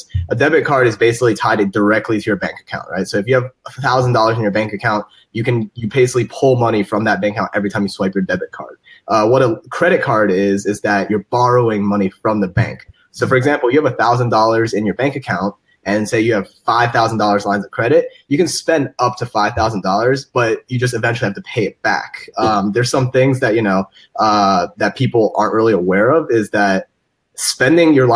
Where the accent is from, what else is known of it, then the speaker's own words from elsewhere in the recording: Cincinnati, Ohio, United States; moved away as an adult; I was born and raised in Cincinnati, Ohio